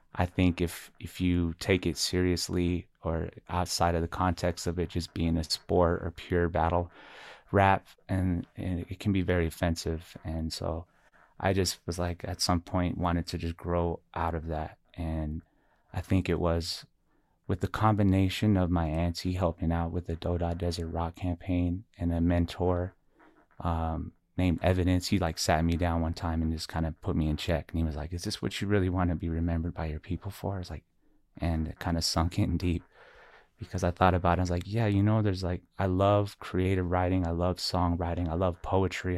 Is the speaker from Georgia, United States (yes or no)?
no; Albuquerque, New Mexico, United States; also born or lived in Shiprock, New Mexico / Navajo Nation; I was originally born and raised here in Albuquerque, New Mexico, and also raised in the, uh, reservation area of Shiprock, New Mexico, plus a lot of areas in between